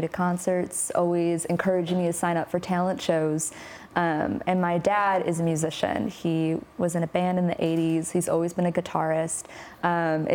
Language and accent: English; Lombard, Illinois, United States; now in Nashville, United States; I'm from Lombard